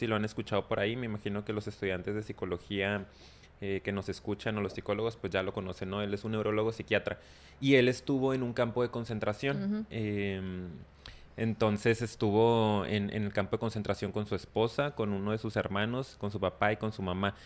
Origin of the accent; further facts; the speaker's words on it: Mexico; Sobre todo en la cultura mexicana, digo, hablando por lo que yo conozco, Y, y he vivido